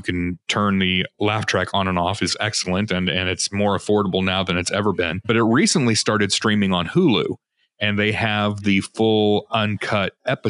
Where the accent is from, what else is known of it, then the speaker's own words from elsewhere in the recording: Chicago, Illinois, United States; Also, my then baby son was named Adam, and I'm from Chicago.